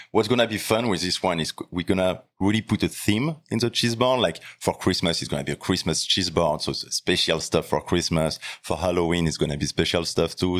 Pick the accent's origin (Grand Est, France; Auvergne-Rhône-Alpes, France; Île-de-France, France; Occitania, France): Auvergne-Rhône-Alpes, France; Lyon; also born or lived in Normandy; I was born in Normandy, but I, I grew up in Lyon